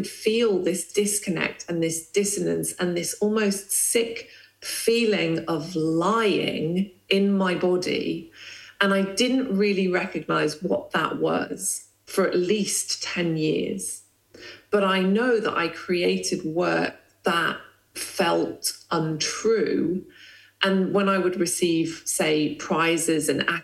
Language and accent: English; Lesotho; moved away; I grew up in the Kingdom of Lesotho in Southern Africa